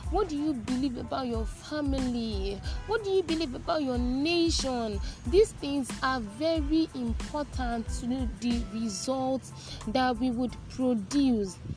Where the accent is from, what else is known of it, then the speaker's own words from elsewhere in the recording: Nigeria; I already said it before that I am a Nigerian